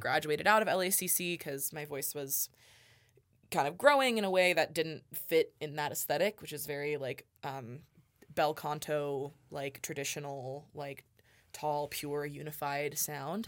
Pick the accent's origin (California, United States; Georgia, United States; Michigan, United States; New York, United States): California, United States; La Cañada Flintridge; moved away as an adult; now in Reno, United States; I am originally from Los Angeles, California, um, a suburb of Los Angeles called La Cañada Flint Ridge